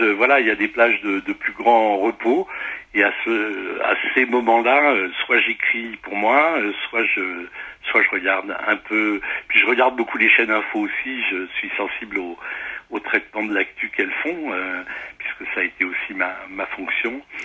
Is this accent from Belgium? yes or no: no; the Midi, southern France, France; now in Paris, France; je suis natif du, du, midi de la France, donc c'est ma maison natale